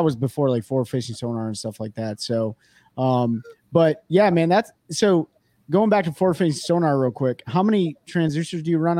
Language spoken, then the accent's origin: English; Kalamazoo, Michigan, United States; I'm from Kalamazoo, Michigan myself